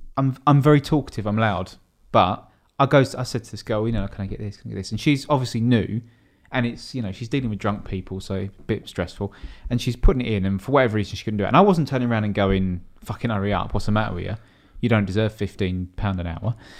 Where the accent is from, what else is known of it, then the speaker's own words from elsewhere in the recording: Dartford, South East England, United Kingdom; I'm from Dartford.